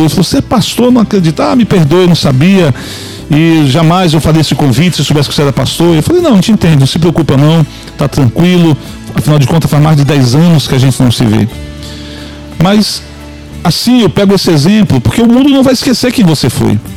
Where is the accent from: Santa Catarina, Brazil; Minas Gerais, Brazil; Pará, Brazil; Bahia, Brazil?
Pará, Brazil; Então, como eu sou paraense, me chamavam de …